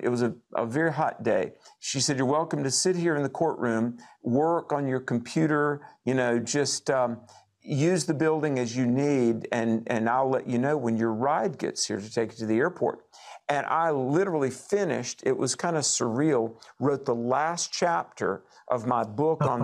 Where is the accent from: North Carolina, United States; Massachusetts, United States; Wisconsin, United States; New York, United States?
North Carolina, United States; you and I also are from North Carolina.